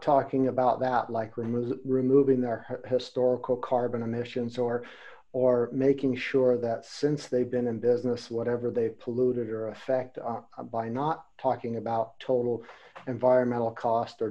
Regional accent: United States; now in Germany; I'm in Germany. I'm from America

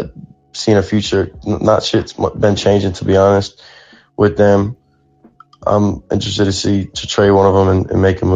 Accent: Boston, Massachusetts, United States; born there; I was born in Boston, so I like all Boston sports.

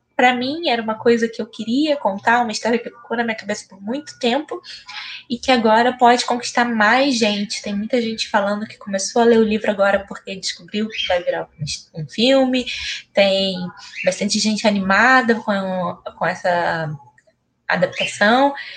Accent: São Gonçalo, Rio de Janeiro, Brazil; eu sou daqui de São Gonçalo

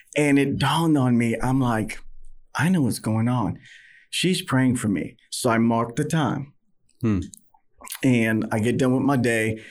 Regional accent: New York City, New York, United States; moved away as an adult; now in Texas, United States; born and raised in New York City in Manhattan.

